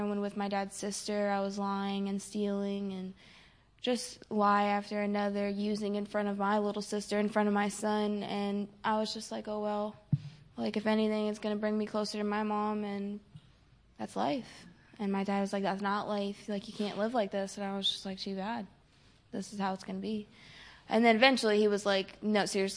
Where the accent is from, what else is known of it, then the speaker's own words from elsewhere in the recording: Florida, United States; I'm from Florida